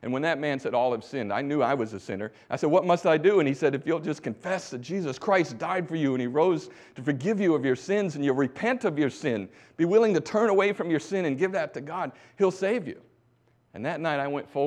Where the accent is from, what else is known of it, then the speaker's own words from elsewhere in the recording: Bangor, Michigan, United States; also born or lived in Thailand; I grew up in Bangor, Michigan